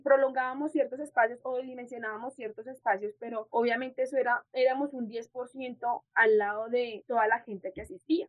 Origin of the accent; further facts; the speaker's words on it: Soacha, Cundinamarca, Colombia; also born or lived in Bogotá; soy del municipio de Soacha, soy soachuna. Yo llego aquí a como a los cinco años, seis años de Bogotá a Soacha